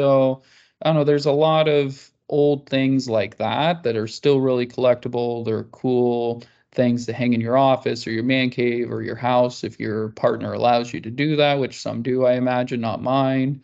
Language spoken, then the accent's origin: English; Kansas, United States; I grew up in Kansas